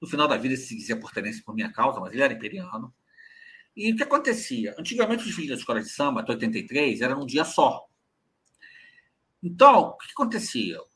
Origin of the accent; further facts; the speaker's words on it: Rio de Janeiro, Brazil; eu, nasci ficando em Cascadura, que é a última estação do trem antes de Madureira.